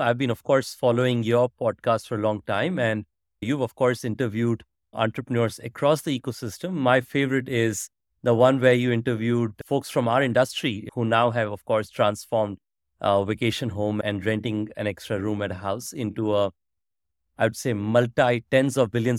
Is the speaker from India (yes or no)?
yes; India; So frankly, much more of a usual growing up in India.